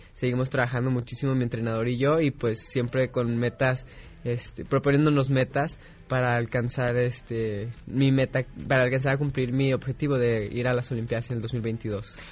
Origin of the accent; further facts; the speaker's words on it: Guadalajara, Jalisco, Mexico; Sí, nací en Guadalajara